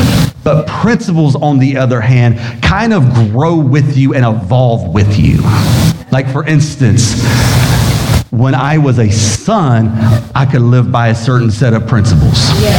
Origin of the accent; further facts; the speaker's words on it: Biloxi, Mississippi, United States; born there; also born or lived in Valdosta, Georgia / Sumter, South Carolina; Now see, I can make fun of that because I was born in Biloxi, Mississippi. So I'm even allowed to say Mississippi. And then from there, I moved to Valdosta, Georgia. And then there, we moved to Sumter, South Carolina because my dad was in the Air Force